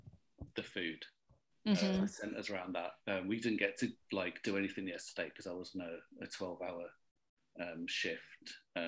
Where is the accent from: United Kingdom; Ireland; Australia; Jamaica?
United Kingdom; Wolverhampton, West Midlands; born there; I was born in the East Midlands, Wolverhampton.